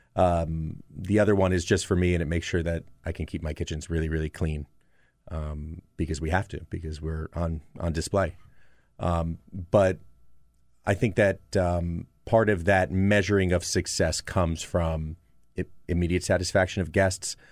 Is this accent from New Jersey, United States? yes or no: yes; New Jersey, United States; moved away; my youth growing up in New Jersey